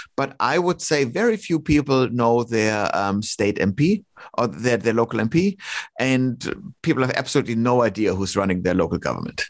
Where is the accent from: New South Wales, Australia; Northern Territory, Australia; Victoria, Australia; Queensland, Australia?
Victoria, Australia; Melbourne; Melbourne again, my my hometown